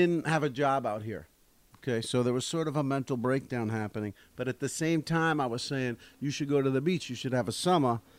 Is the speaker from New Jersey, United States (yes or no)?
yes; Matawan, New Jersey, United States; I'm from Mattawan inland, but my grandmother lived in Bradley, so that's where we'd go to the beach.